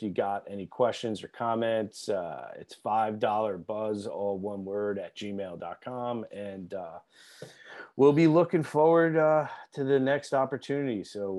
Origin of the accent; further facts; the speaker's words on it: East Coast, United States; growing up on the East Coast